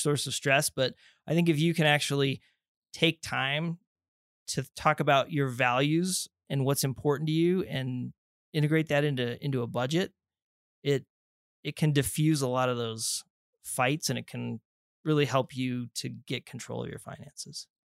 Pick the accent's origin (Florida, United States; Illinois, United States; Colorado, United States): Colorado, United States; Colorado Springs; grew up down there in the Springs, went to Air Academy High School